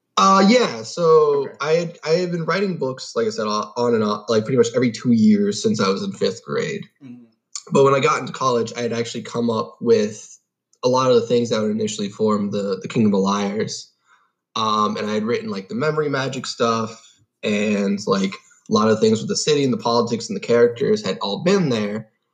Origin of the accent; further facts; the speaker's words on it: Long Island, New York, United States; also born or lived in Guelph, Ontario, Canada; I was born in Guelph, Ontario, uh, and I moved to the United States when I was about seven um, my dad got a new job in Long Island